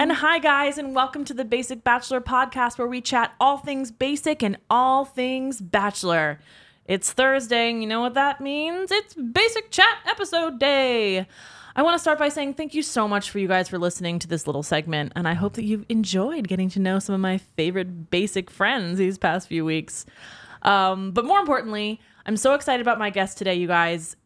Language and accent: English; Pennsylvania, United States; now in New York City, United States; I'm from Pen, Pennsylvania where it's a very beautiful landscape